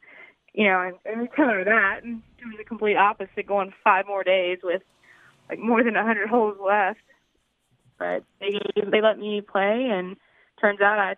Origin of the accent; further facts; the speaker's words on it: Columbia, South Carolina, United States; So I'm from Columbia.